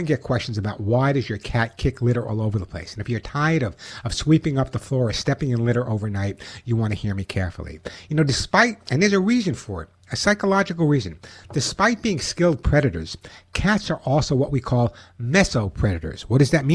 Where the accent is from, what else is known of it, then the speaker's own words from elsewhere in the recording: Oceanside, New York, United States; now in Santa Monica, United States; I'm in Santa Monica, and I grew up in Oceanside, Long Island